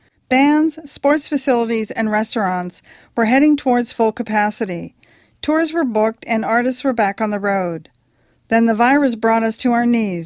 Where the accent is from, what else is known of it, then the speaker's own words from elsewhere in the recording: London, Ontario, Canada; Doug is also from my hometown of London, Ontario